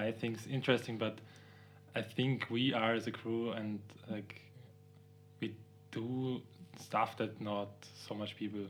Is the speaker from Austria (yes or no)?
yes; Graz, Styria, Austria; moved away as an adult; now in Vienna, Austria; I'm from Graz.